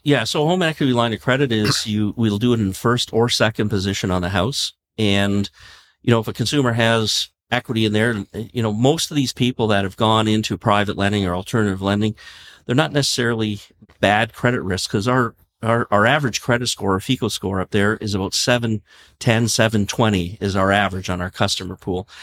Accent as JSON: {"language": "English", "country": "Canada", "said": "we're Canadian"}